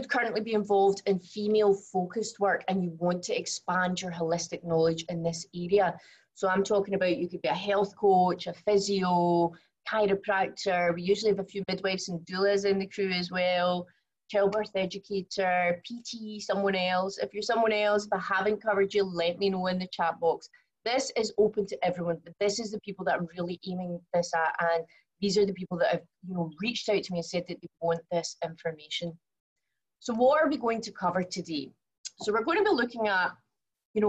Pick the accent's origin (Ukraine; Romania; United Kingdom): United Kingdom; Glasgow, Scotland; accent: very strong accent; moved away as an adult; now in Singapore; I was born in Glasgow, as I'm sure you can also tell from my very strong accent.